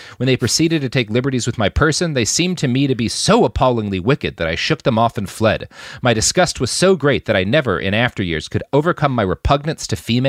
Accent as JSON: {"language": "English", "region": "the South", "country": "United States", "said": "I come from the South. I can't not shoot somebody."}